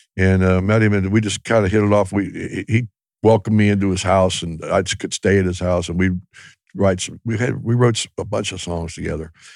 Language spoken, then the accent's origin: English; Ohio, United States; we were kinda like a Southern rock band, but we're from Ohio